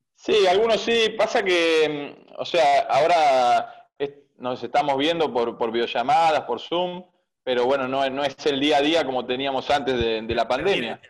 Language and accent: Spanish; Bahía Blanca, Buenos Aires Province, Argentina; moved away as an adult; now in Merlo, Argentina; Yo soy de provincia de Buenos Aires, soy de Bahía Blanca, eh, pero actualmente hoy me encuentro viviendo en Merlo